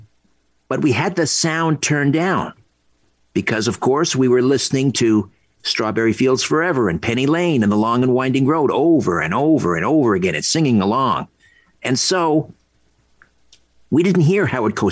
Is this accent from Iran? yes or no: no; Brantford, Ontario, Canada; He lived around the corner from my house where I grew up in Brantford